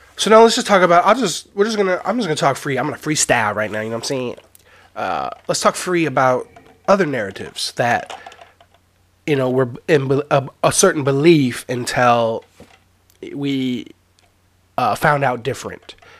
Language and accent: English; 20 miles south of Seattle, Washington, United States; I grew up 20 miles south of Seattle